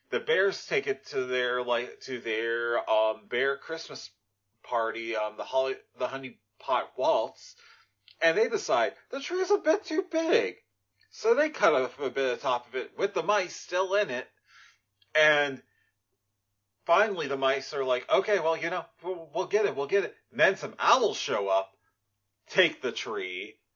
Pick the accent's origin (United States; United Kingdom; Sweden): Sweden; English is a second language; I'm from Sweden.